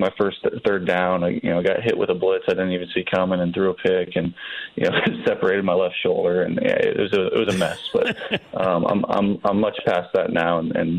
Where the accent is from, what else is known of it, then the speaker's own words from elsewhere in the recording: California, United States; I was too young to watch him play growing up in the Bay Area.